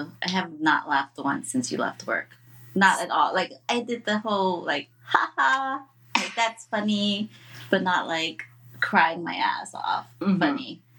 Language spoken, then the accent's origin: English; San Francisco, California, United States; It's Chinese from San Francisco, yeah.